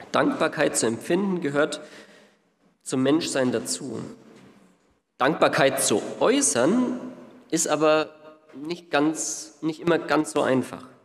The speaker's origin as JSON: {"language": "German", "town": "Ansbach", "region": "Bavaria", "country": "Germany", "said": "Ich komme jetzt nicht hier aus Nürnberg, sondern aus Ansbach, aber es ist zumindest von fast."}